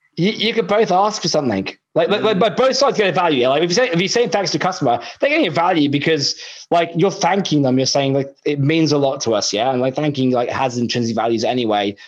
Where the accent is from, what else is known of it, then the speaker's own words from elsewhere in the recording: United Kingdom; now in Australia; I'm British